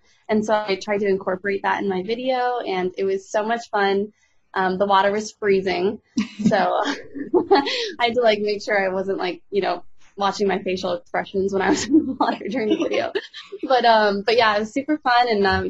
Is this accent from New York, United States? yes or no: no; Colorado, United States; moved away as an adult; now in Nashville, United States; I'm originally from Colorado, and this year in July, I moved to Nashville, Tennessee full time.